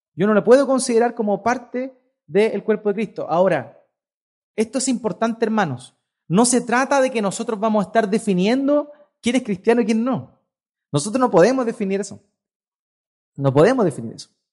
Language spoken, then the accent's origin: Spanish; Chile; Yo soy chileno, por naturaleza, nací chileno.